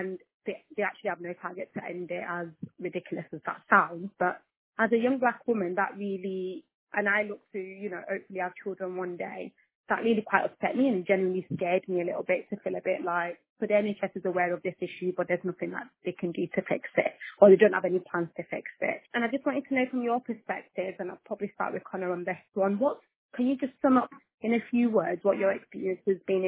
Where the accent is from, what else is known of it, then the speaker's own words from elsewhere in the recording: Nigeria; I'm Nigerian as well for our listeners, so we've got two Nigerians here today.